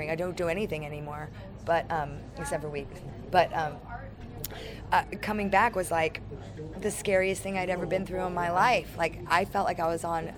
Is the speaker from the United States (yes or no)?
yes; San Francisco, California, United States; now in Los Angeles, United States; I'm from San Francisco. I live in Los Angeles